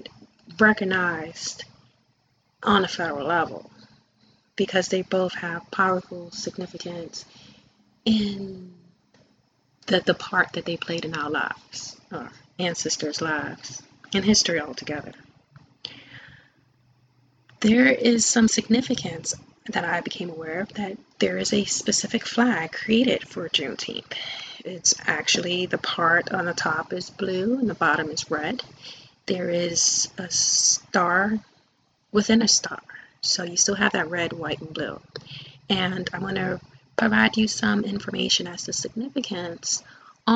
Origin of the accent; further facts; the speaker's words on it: New York City, New York, United States; moved away; I grew up in Brooklyn, New York